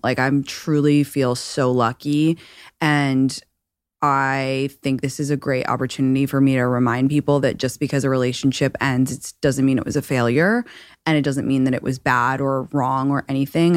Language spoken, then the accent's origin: English; London, United Kingdom; now in Los Angeles, United States; I'm from London and I live in Los Angeles currently